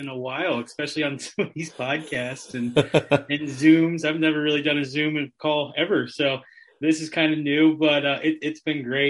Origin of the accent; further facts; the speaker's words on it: Hershey, Pennsylvania, United States; moved away; I'm from Hershey, Pennsylvania originally.